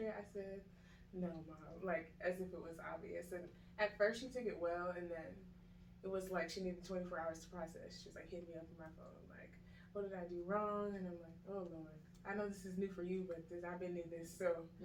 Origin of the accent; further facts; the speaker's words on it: Long Island, New York, United States; now in Georgia, United States; I'm originally from Long Island, New York, but I've been here about like 20 years of my life, so I'm a Georgian now.